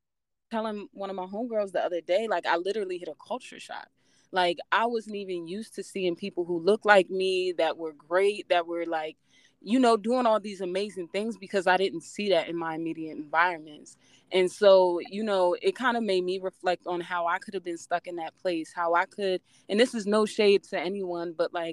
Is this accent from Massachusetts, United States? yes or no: no; Maryland, United States; I know a lot of people don't even know where I'm from. It's Cecil County, Maryland. It's like literally a really, I'm from a really small town in Maryland.